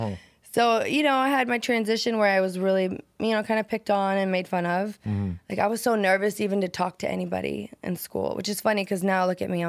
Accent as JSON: {"language": "English", "region": "Nebraska", "country": "United States", "said": "Nebraska, a tiny little town."}